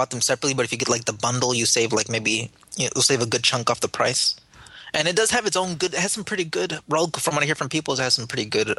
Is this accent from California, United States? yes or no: yes; California, United States; I'm not from Puerto Rico. I'm from California.